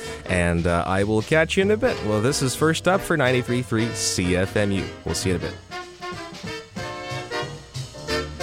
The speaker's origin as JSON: {"language": "English", "town": "Mississauga", "region": "Ontario", "country": "Canada", "tie": "born or raised there", "lives_now": "Hamilton, Canada", "said": "my hometown, Mississauga"}